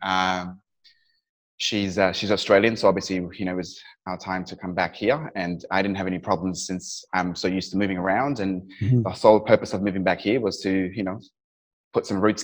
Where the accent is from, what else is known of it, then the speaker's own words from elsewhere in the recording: Kathmandu, Bagmati, Nepal; also born or lived in Dubai; now in United Kingdom; I was born and raised in Kathmandu in Nepal, and then I got shipped to, you know, boarding school in the UK.